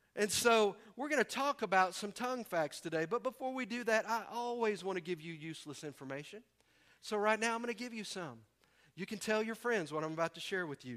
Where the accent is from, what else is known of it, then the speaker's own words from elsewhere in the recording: the South, United States; we're from the South